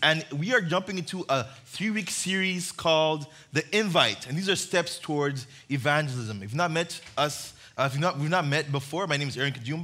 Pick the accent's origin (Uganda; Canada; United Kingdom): Uganda; moved away; I grew up in Uganda